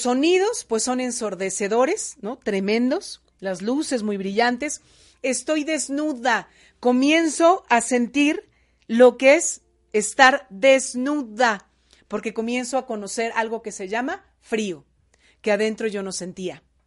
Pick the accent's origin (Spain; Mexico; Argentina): Mexico; como cultura mexicana, eso se da mucho aquí en el país